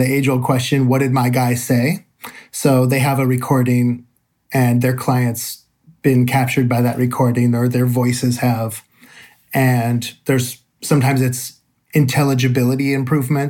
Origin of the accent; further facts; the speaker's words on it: San Francisco Bay Area, California, United States; I'm from the San Francisco Bay Area